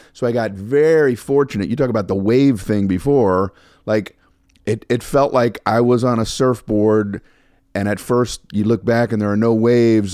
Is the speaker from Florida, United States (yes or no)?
yes; Miami, Florida, United States; moved away as an adult; also born or lived in Fort Lauderdale / New York / Los Angeles; now in Las Vegas, United States; we grew up in Miami